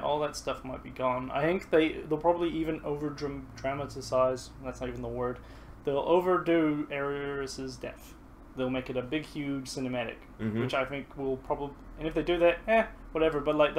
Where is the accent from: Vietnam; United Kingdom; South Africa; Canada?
United Kingdom; Scotland; moved away; But when I go home to Scotland to see the family over there, they all think I sound Kiwi Australian, so I've become this universally foreign accent.